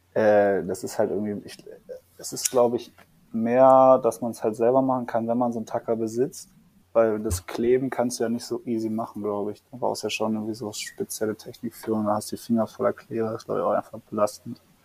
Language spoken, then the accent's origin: German; Düsseldorf, North Rhine-Westphalia, Germany; in Düsseldorf, also ich komme aus Düsseldorf